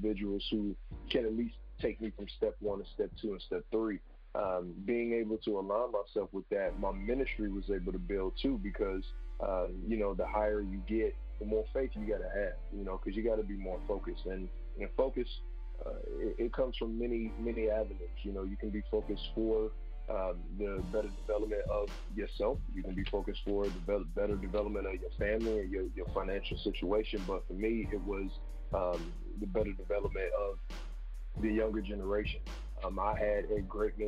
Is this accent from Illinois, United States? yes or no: no; Cincinnati, Ohio, United States; now in Columbus, United States; I'm from Cincinnati, Ohio, but I moved here to Columbus, Ohio to focus on music